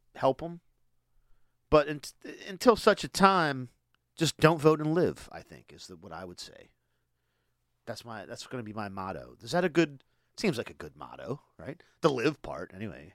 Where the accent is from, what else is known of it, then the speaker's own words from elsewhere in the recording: Boxwood, Delaware, United States; where I grew up in Boxwood